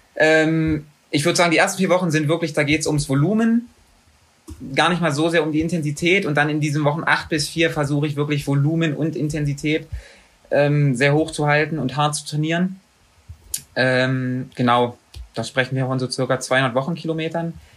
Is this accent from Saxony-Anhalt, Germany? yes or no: yes; Magdeburg, Saxony-Anhalt, Germany; moved away; also born or lived in Bochum; in Magdeburg, in meiner Heimatstadt